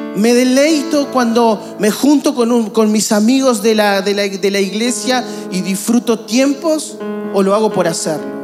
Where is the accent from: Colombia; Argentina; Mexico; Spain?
Argentina; A nosotros nos encantaría como argentinos vivir en un país estable.